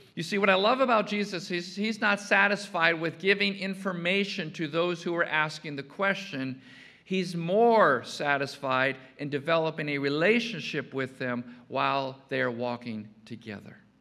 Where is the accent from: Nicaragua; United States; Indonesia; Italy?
United States; Chicago, Illinois; growing up in Chicago